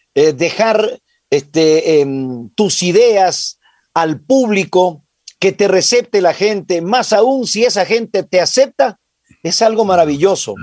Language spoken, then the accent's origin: Spanish; Piñas, El Oro, Ecuador; now in Quito, Ecuador; yo nací en Piñas, provincia del Oro